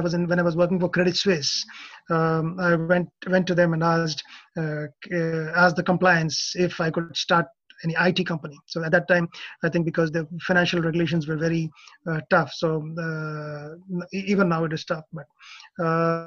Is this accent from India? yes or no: yes; India; moved away as an adult; also born or lived in Australia / Indonesia; now in Japan; I'm from India, did my MS in IT from Australia. And after a short stint in Indonesia, I arrived in Japan in 1998.